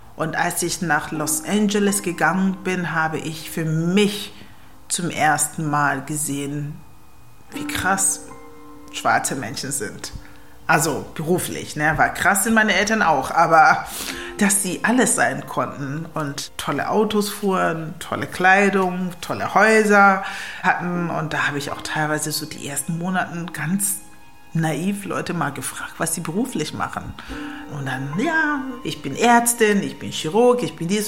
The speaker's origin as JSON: {"language": "German", "town": "Kiel", "region": "Schleswig-Holstein", "country": "Germany", "tie": "born or raised there", "also_born_or_lived": "Ghana / Berlin", "second_language": "German", "moved": "yes", "said": "Ich bin in Ghana geboren, aufgewachsen in Kiel, bin mit zehn nach Deutschland gekommen"}